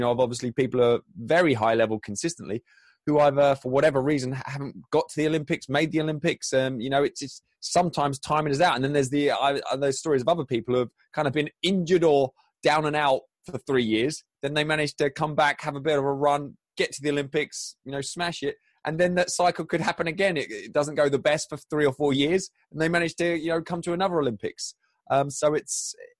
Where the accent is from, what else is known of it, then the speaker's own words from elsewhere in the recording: Crawley, South East England, United Kingdom; So I grew up in Crawley, which is in the south of England, sort of halfway between very basic geography, halfway between London and Brighton, the coast.